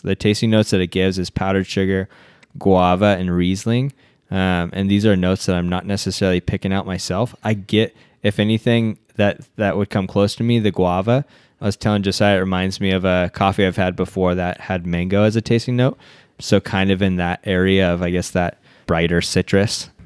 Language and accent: English; United States; our culture as American culture